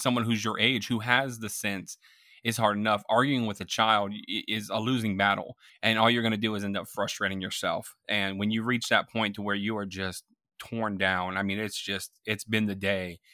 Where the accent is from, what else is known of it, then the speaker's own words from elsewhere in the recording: Tampa, Florida, United States; I grew up in Florida, Tampa Bay, Florida